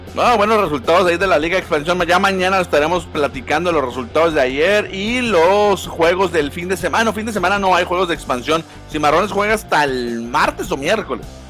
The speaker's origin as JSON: {"language": "Spanish", "country": "Mexico", "said": "como mexicanos"}